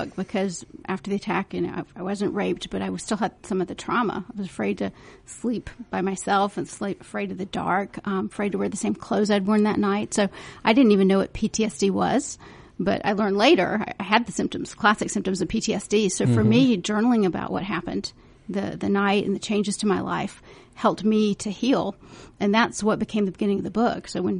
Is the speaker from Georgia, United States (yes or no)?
yes; Valdosta, Georgia, United States; accent: twang; I was born in Valdosta.